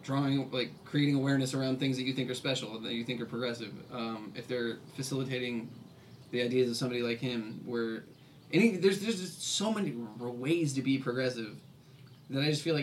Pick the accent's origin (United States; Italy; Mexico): United States; Boise, Idaho; moved away; also born or lived in Chicago; I'm from Boise, Idaho.